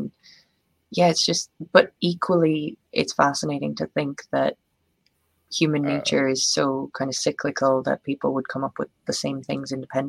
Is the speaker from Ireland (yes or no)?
yes; Ireland